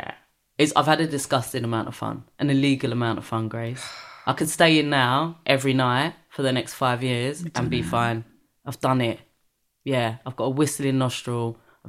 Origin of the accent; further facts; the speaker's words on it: Brixton, London, United Kingdom; But I think I was lucky that I grew up in Brixton, where at the time predominantly black area.